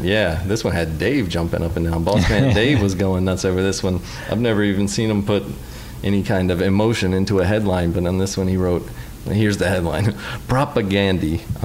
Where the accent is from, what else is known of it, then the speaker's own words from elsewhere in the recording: Manitoba, Canada; No, I'm from Manitoba, the Great White North.